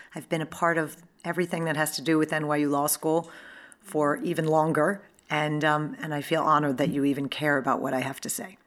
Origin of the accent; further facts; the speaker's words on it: New York, United States; I'm a New Yorker